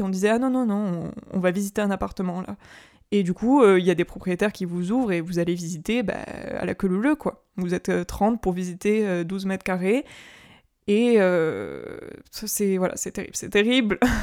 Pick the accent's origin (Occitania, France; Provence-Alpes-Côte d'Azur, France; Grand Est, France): Occitania, France; Carcassonne, then Toulouse; also born or lived in Paris; je suis née à Carcassonne, donc c'est dans le sud, et ensuite j'ai déménagé à Toulouse, donc ça reste dans le sud.